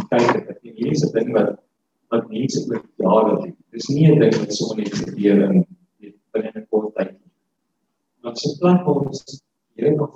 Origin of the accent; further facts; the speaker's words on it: South Africa; ons dink maar ons as Afrikaners die taal ons verstaan Afrikaans.